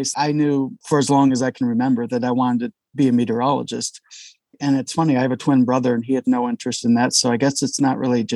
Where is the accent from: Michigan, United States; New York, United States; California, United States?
Michigan, United States; moved away as an adult; also born or lived in Montana; growing up in Michigan